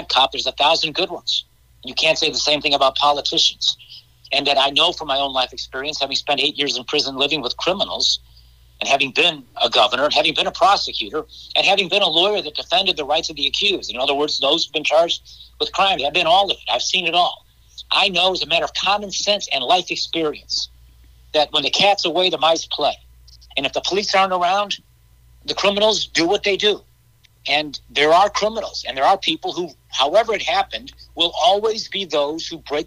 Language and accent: English; Chicago, Illinois, United States; born and raised in Chicago. We're raising our children here in Chicago